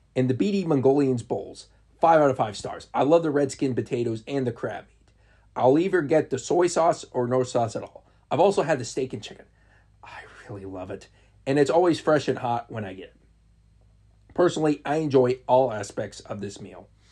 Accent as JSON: {"language": "English", "town": "Marysville", "region": "Ohio", "country": "United States", "tie": "born or raised there", "said": "my hometown of Marysville, Ohio"}